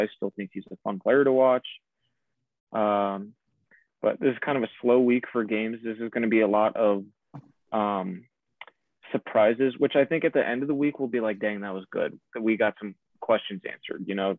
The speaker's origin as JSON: {"language": "English", "town": "Chicago", "region": "Illinois", "country": "United States", "said": "I'm from Chicago."}